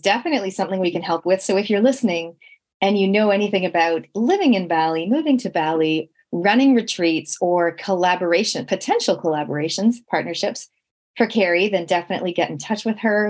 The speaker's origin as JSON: {"language": "English", "country": "Canada", "tie": "born or raised there", "moved": "yes", "said": "growing up in Canada, we literally had no relatives. Like me and my sisters, we were born in Canada."}